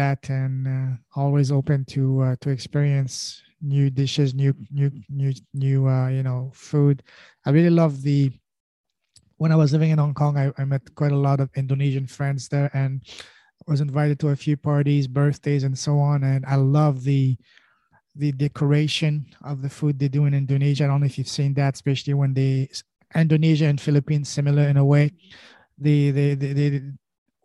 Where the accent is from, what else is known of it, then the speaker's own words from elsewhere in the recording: France; first language French; English is a second language; moved away as an adult; also born or lived in Afghanistan / Pakistan / Montreal, Canada; now in Canada; I was born in Afghanistan. I grew up in an Afghan culture, but I was raised in Afghan culture, but grew up in France